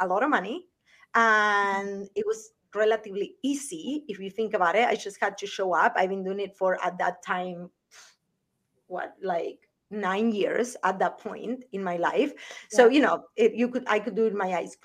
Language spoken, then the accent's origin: English; Argentina; moved away as an adult; also born or lived in Las Vegas, United States; now in United States; I'm from Argentina originally, and I came to the US because I was a really good bartender